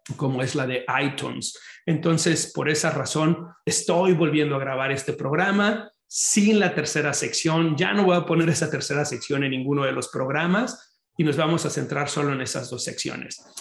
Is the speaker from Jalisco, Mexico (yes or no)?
yes; Guadalajara, Jalisco, Mexico; moved away as an adult; now in Chicago, United States; yo soy oriundo de Guadalajara, Jalisco, en México